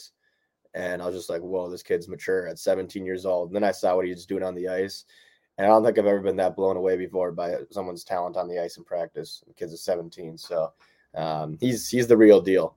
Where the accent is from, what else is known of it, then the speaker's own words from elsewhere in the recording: Minnesota, United States; growing up in Minnesota playing hockey up here